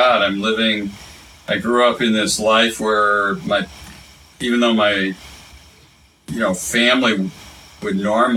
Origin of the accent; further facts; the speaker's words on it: University City, Missouri, United States; I grew up in University City, Missouri, where Washington University was